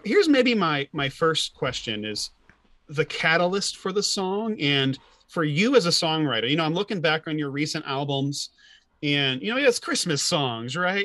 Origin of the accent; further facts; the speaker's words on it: Illinois, United States; I'm from Illinois